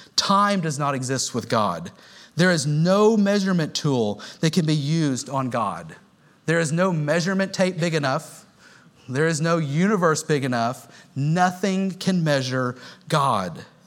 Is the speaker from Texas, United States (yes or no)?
yes; Houston, Texas, United States; moved away; I grew up in Houston